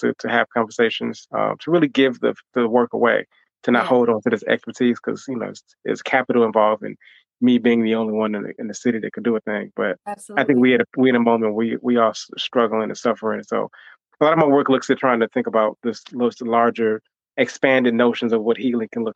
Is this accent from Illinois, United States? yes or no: yes; Chicago, Illinois, United States; also born or lived in Hampton, Virginia / Atlanta, Georgia; came back home to Chicago, where I'm from, really just to give back and to connect to the people